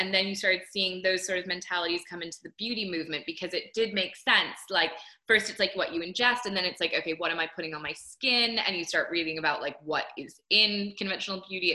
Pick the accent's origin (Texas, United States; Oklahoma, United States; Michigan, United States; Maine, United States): Maine, United States; coast of; I was lucky enough to grow up on the coast of Maine